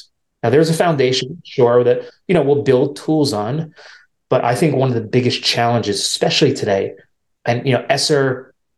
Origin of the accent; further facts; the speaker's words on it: New York, United States; I'm from New York, so it's a big city